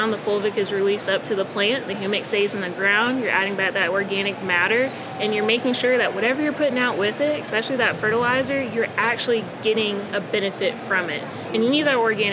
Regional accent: Florida, United States; I am, born and raised

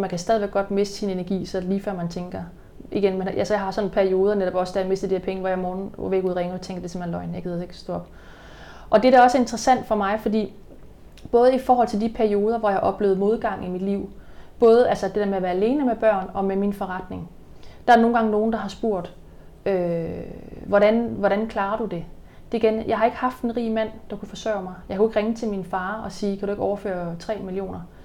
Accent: Denmark; moved away; i Jylland, der hvor jeg kommer fra, der bliver man sådan ikke skilt

